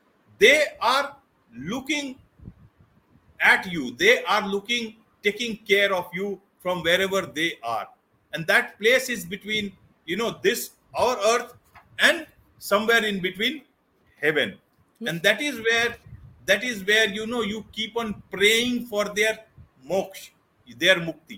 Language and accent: English; India; I am from India, so obviously being a Hindu